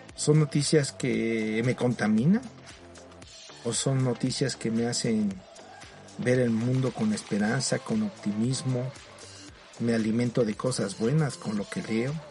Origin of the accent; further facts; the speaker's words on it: Mexico; aquí en mi país, en México